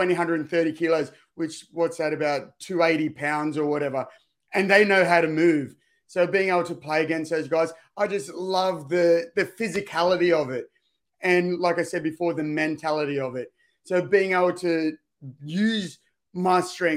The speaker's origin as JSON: {"language": "English", "town": "Sydney", "region": "New South Wales", "country": "Australia", "tie": "born or raised there", "said": "I grew up in the Cronulla district"}